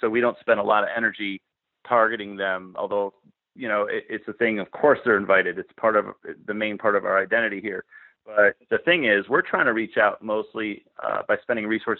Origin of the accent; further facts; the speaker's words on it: Connecticut, United States; now in Portland, United States; originally from Connecticut